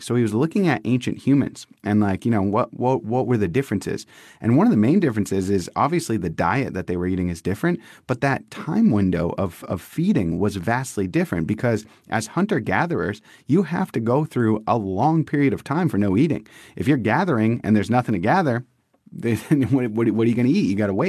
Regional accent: Massachusetts, United States; now in San Diego, United States; we're transplants from the East Coast to the West Coast. We live in San Diego. We're from Massachusetts.

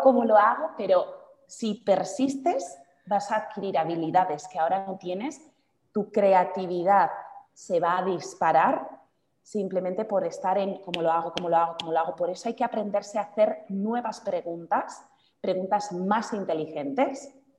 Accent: Basque Country, Spain; now in Madrid, Spain; mi ciudad natal, en el norte de España, en el País Vasco

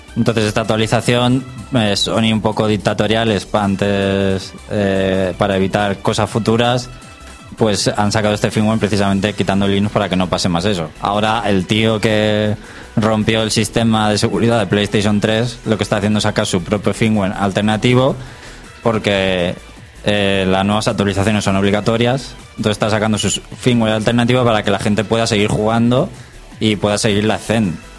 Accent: Spain; somos los españoles

